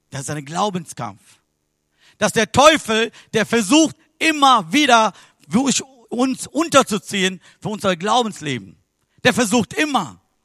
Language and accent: German; Sri Lanka; German is a second language; moved away; Ich bin geboren in Sri Lanka